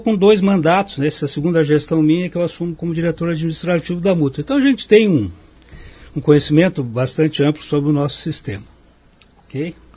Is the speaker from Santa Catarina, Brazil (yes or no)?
yes; Lages, Santa Catarina, Brazil; also born or lived in Joinville / Curitiba; Voltei para minhas raízes em Lages, eu sou de Lages